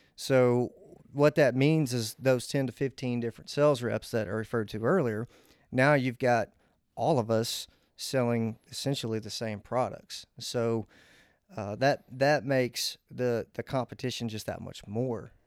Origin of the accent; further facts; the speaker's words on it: Old Hickory, Tennessee, United States; I'm, I'm from Old Hickory, Tennessee. I actually grew up across the street from Old Hickory Country Club